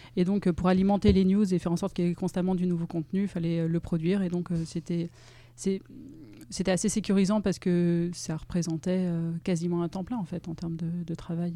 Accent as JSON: {"language": "French", "town": "Grenoble", "region": "Auvergne-Rhône-Alpes", "country": "France", "moved": "as an adult", "lives_now": "Lyon, France", "said": "je suis grenobloise d'origine. Et euh, j'ai déménagé à Lyon pour, euh, pour faire mes études et j'y suis restée après."}